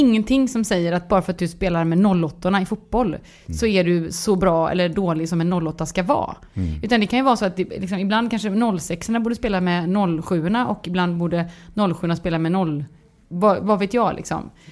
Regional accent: Gothenburg, Västra Götaland, Sweden; jag är göteborgare så jag låter

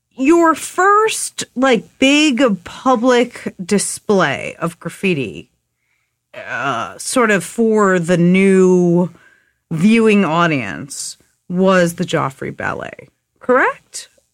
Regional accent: New York, United States; growing up in New York and writing graffiti

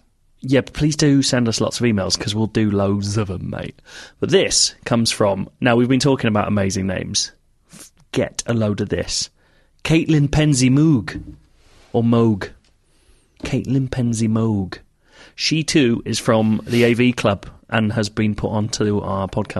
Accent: Wisconsin, United States; They're the American football team of my home state, Wisconsin.

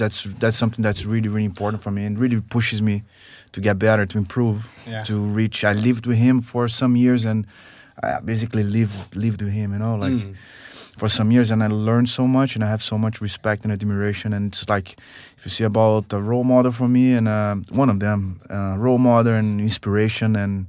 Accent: Rio de Janeiro, Brazil; So I come from Rio, man, and my grandfather had some classes with the Helio Gracie and the Gracie school

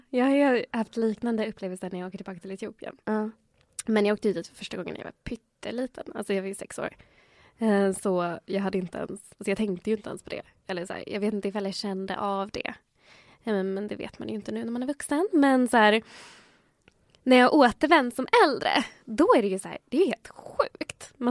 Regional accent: Chile; Men samtidigt så var de medvetna att jag var chilenare. Ah. För de, de, de ser ju det, alltså i Latinamerika så ser man ju vart alla är ifrån.

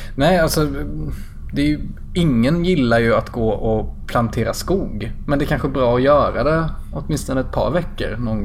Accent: southern Småland, Sweden; jag är uppväxt i södra Småland

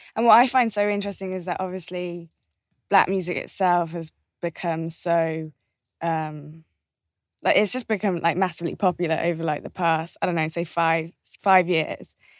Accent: just outside of Birmingham, West Midlands, United Kingdom; we grew up just outside of Birmingham

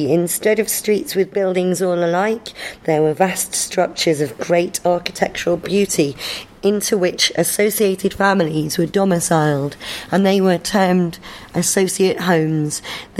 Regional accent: Manchester, North West England, United Kingdom; also born or lived in South London; now in London, United Kingdom; London now, but I'm from Manchester originally.

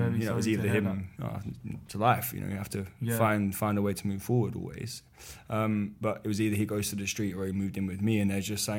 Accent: Poplar, London, United Kingdom; Poplar, East London.

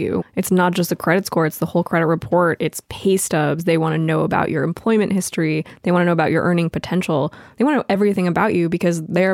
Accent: Los Angeles, California, United States; I grew up in Los Angeles.

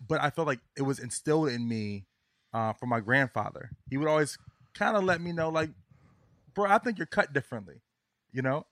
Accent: Virginia, United States; now in New York City, United States; I'm from Virginia.

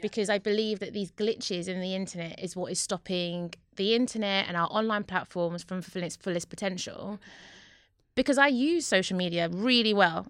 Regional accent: London, United Kingdom; I'm from Newham

